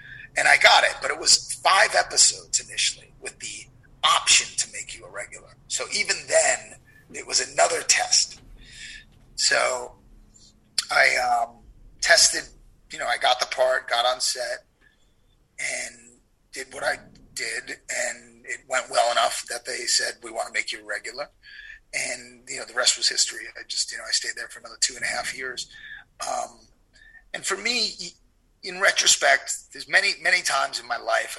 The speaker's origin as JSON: {"language": "English", "region": "New York", "country": "United States", "tie": "born or raised there", "moved": "as an adult", "lives_now": "Southern California, United States", "said": "Growing up in New York, people didn't know I was, what Armenian was."}